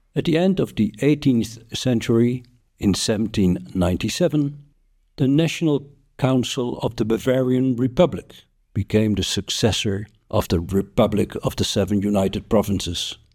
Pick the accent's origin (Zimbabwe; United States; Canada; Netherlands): Netherlands; I'm from the Netherlands